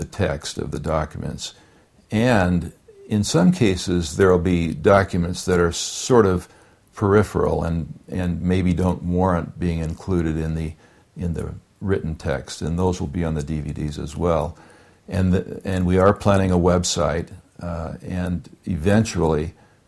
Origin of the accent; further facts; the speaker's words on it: California, United States; moved away; I'm from California